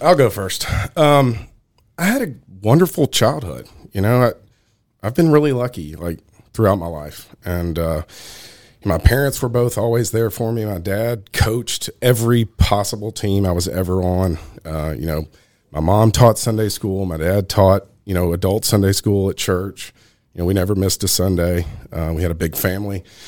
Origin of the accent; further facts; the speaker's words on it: Nashville, Tennessee, United States; also born or lived in Brentwood; I'm from Nashville, born and raised.